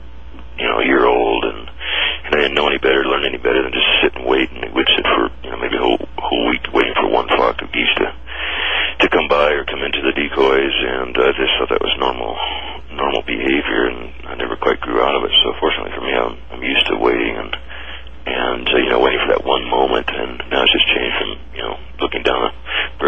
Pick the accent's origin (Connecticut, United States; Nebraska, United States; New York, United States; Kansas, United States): Nebraska, United States; Grand Island; also born or lived in Ogallala, Nebraska; I grew up in Grand Island in Ogallala, Nebraska, when I was my first 20 years or so of my life, I guess, born in Grand Island, and grew up on the Platte River